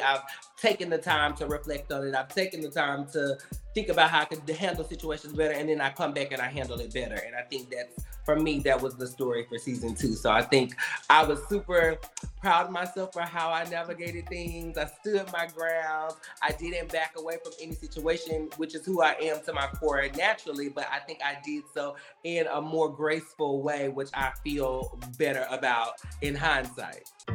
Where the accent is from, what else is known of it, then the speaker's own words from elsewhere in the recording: right outside of Memphis, Tennessee, United States; moved away as an adult; also born or lived in Nashville, Tennessee; now in Los Angeles, United States; Originally, I'm from Tennessee. Um, okay. I grew up in right outside of Memphis, Tennessee